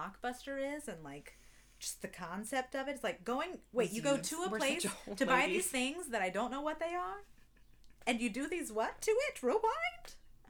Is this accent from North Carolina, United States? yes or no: yes; North Carolina, United States; accent: North Carolina; moved away; But I do recognize that it's probably a lot stronger to people who are not me. And also not from North Carolina. Because when I'm in North Carolina and around that accent, I feel like I don't really fit in.